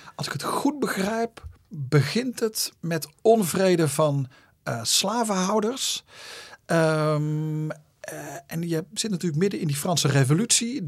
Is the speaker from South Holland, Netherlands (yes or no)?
no; Zundert, North Brabant, Netherlands; Ik kom uit Zundert, dat ligt tussen Breda en Antwerpen.